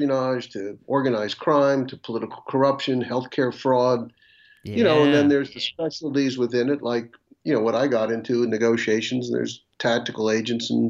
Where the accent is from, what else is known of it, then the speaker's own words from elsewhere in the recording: Atlantic Beach, Florida, United States; moved away as an adult; also born or lived in Washington, D.C. / South Carolina; now in Virginia, United States; I'm from Atlantic Beach, Florida, which is in the Jacksonville area, northeast Florida. You know, and I was raised there